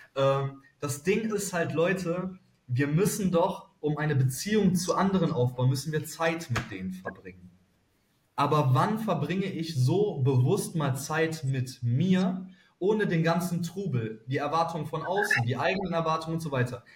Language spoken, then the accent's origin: German; Cologne, North Rhine-Westphalia, Germany; Ich als Kölner